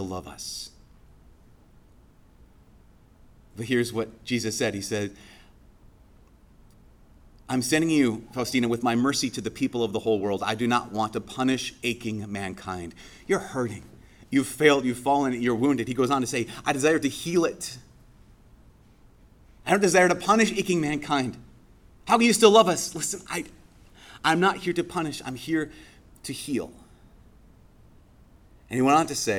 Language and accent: English; Brainerd, Minnesota, United States; moved away; my hometown about a month ago, Brainerd